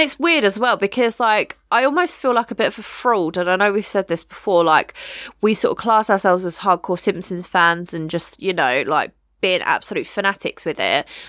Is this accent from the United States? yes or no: no; United Kingdom; we are British